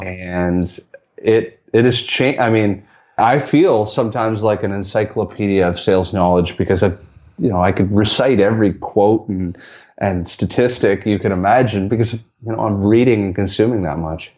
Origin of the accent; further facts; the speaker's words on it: Canada; me being Canadian